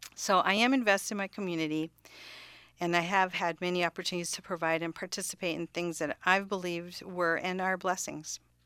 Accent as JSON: {"language": "English", "town": "Cudahy", "region": "Wisconsin", "country": "United States", "tie": "born or raised there", "also_born_or_lived": "Kansas", "moved": "as an adult", "lives_now": "Connecticut, United States", "said": "I do appreciate all of the good Armenian food that I enjoyed growing up in Cudahy, Wisconsin"}